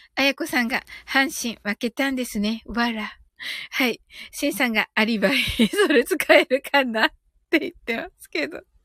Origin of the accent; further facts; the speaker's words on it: Kyushu, Japan; moved away; これは九州人としてね。